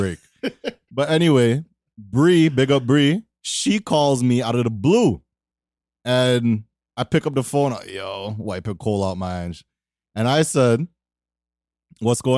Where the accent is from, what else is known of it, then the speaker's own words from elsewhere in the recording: Toronto, Ontario, Canada; I'm from Toronto.